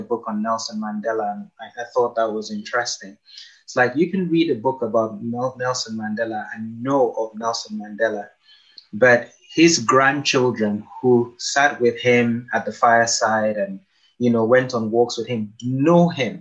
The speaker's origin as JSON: {"language": "English", "country": "Nigeria", "tie": "born or raised there", "moved": "as an adult", "said": "I spent pretty much my entire life, 19 years in Nigeria, on one street"}